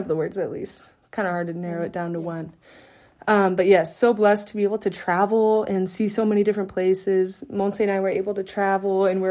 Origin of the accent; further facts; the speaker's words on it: California, United States; moved away as an adult; also born or lived in Steubenville / Austria; people from my hometown, like in California